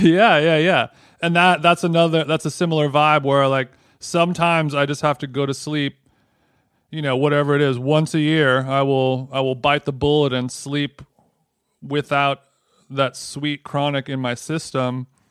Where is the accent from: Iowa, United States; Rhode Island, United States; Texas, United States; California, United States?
California, United States; Orange County; growing up in Orange County, I spent a lot of my time down at the old fishing hole